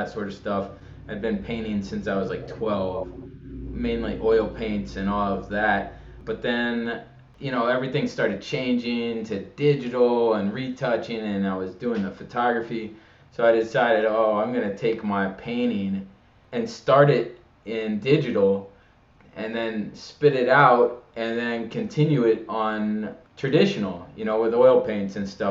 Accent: Chicago, Illinois, United States; also born or lived in Washington, D.C. / Pittsburgh / Florida / Savannah; now in Los Angeles, United States; From Chicago originally. Grew up in Chicago back in a long time ago

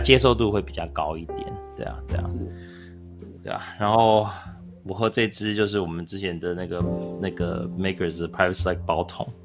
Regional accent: United States; now in Taiwan; 我在美国长大的

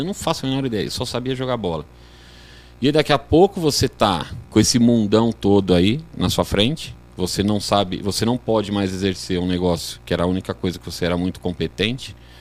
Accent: Guarulhos, São Paulo, Brazil; moved away as an adult; now in São José, Brazil; eu sou natural de Guarulhos.

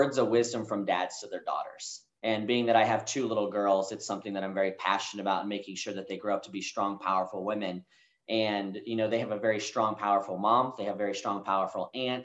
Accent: Kansas City, United States; moved away as an adult; also born or lived in Denver, Colorado; now in Dallas-Fort Worth, United States; So I moved away from Kansas City. You know, that's where I went to high school. I consider that to be home.

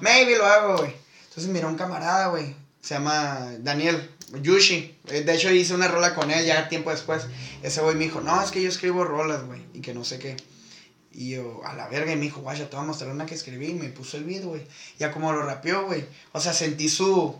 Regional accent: Mexico; soy pinche taco

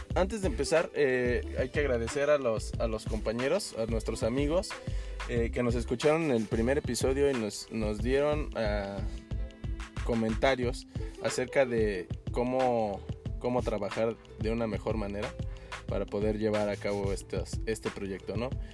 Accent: Mexico; now in Canada

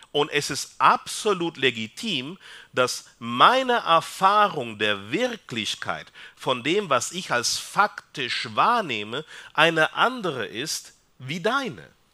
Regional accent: Peru; German is a second language; now in Austria; ich komme aus Peru.

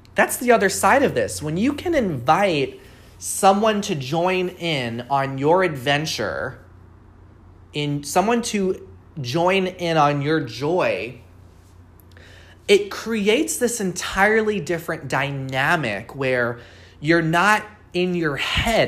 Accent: Long Island, New York, United States; now in Seattle, United States; I live in Seattle, but I grew up on Long Island, New York

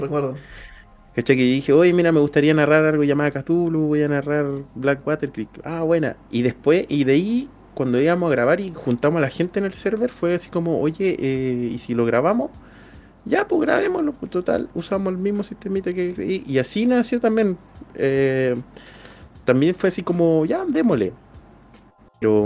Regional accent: Puerto Montt, Los Lagos, Chile; accent: cantadito; moved away; yo hablo cantadito. Pues, yo soy del sur de, Chile, yo soy de Puerto Montt

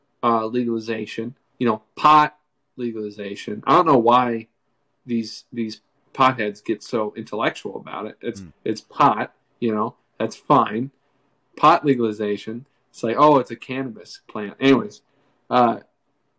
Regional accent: New Hampshire, United States; I'm from New Hampshire.

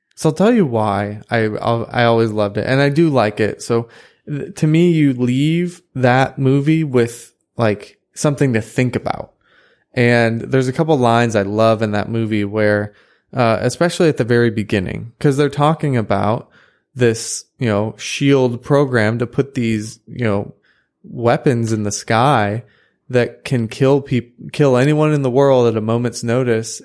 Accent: United States; as an American

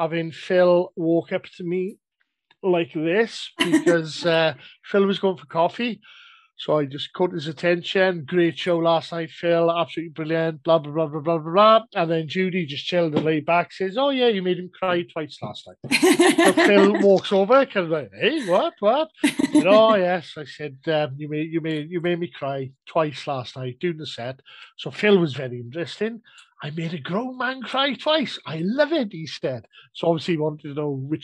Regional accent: South Wales, United Kingdom; I'm Welsh

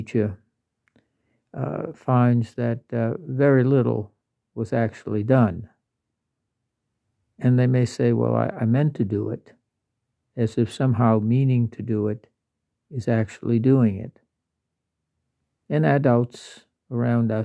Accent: Louisiana, United States; I'm from Louisiana

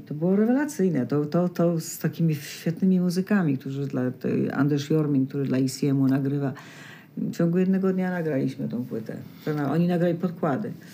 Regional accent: Poland; moved away as an adult; Ja z Polski

